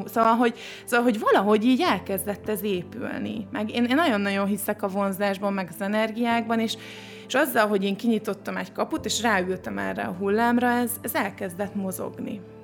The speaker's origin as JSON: {"language": "Hungarian", "town": "Csongrád", "region": "Csongrád-Csanád", "country": "Hungary", "moved": "yes", "said": "én Csongrádi vagyok, az ugye egy alföldi kisváros"}